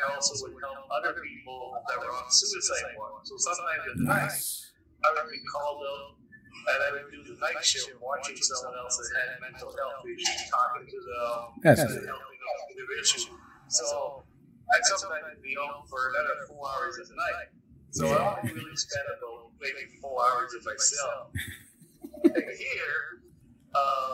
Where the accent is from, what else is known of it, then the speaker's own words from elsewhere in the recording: Canada; moved away; I was born in Canada, and I have family back in Toronto